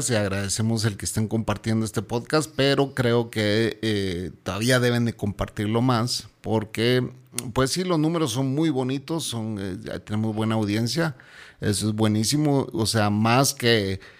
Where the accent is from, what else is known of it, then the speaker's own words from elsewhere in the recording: Guatemala; Hola señor. … ¿cómo están?